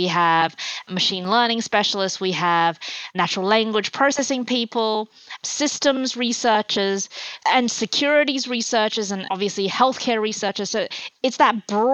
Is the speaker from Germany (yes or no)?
no; Australia; also born or lived in China; I was born in China, and at the time it was a very kind of communist education that I had when I was growing up, and my family moved to Australia when I was 8 years old